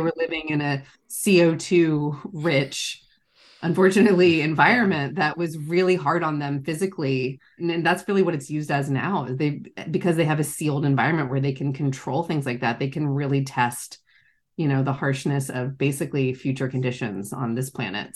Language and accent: English; Charleston, South Carolina, United States; now in San Francisco Bay Area, United States; I grew up in Charleston, South Carolina, and I now live in the San Francisco Bay Area